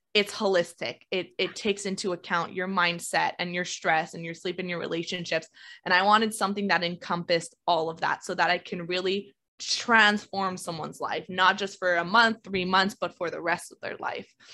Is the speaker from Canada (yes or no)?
yes; Canada; I'm Canadian